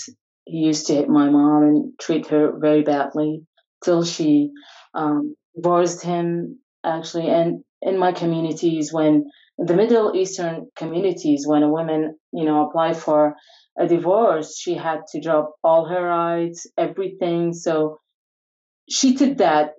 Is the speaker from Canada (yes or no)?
no; Iraq; I'm from Iraq. So I brought up in a family